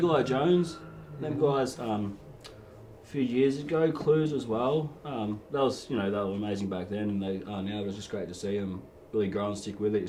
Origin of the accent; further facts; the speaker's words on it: Barwon Heads, Victoria, Australia; growing up in Barwon Heads, which is down the road from Lawn